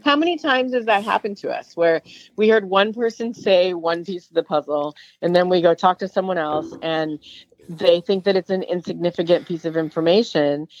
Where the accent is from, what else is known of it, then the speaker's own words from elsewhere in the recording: Chicago, Illinois, United States; we're both from Chicago